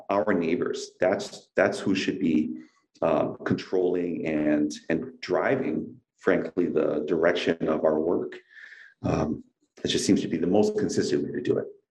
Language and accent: English; Kaneohe, Hawaii, United States; also born or lived in Kalihi Valley; I grew up in Kaneohe